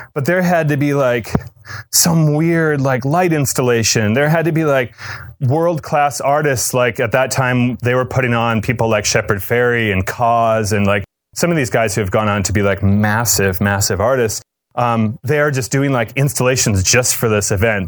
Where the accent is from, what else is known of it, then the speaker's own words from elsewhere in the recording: Cape Cod, Massachusetts, United States; I grew up in Cape Cod